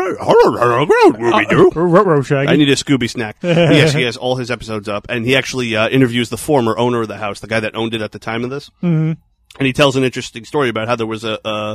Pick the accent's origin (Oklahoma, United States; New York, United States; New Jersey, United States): New York, United States; Huntington; Cinema Arts Center in Huntington, New York, my hometown